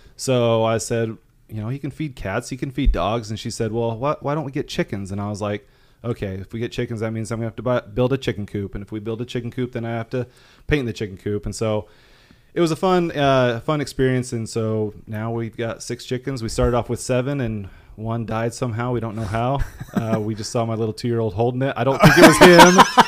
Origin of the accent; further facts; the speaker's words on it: Rexburg, Idaho, United States; moved away as an adult; also born or lived in southern Arkansas; I'm from Rexburg, Idaho